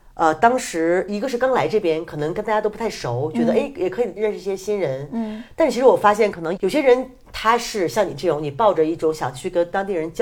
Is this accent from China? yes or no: yes; China; 然后呢，当时他来的那天晚上，正好我和我一个朋友，一个香港女孩，我们在做饭。因为你做饭，我们中国人就是我不可能我做饭让你看着